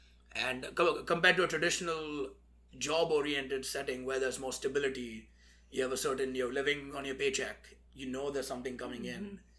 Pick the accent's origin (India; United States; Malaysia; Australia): India; moved away; growing up in India